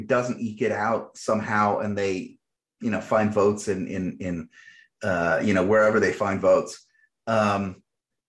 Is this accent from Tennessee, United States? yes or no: no; Morristown, New Jersey, United States; also born or lived in Elizabeth, New Jersey; I'm from Morristown in Parsippany, and which is where I grew up.